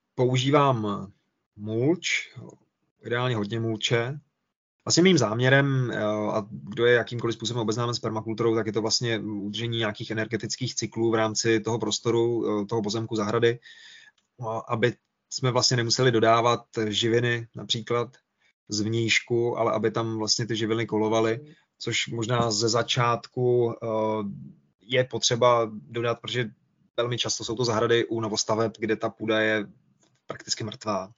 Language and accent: Czech; Czechia; my jako Češi